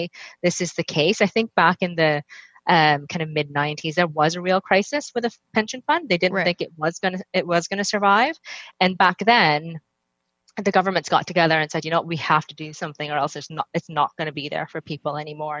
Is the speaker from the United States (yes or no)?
no; Canada; moved away as an adult; now in London, United Kingdom; I live in London, in the UK right now, but I'm Canadian.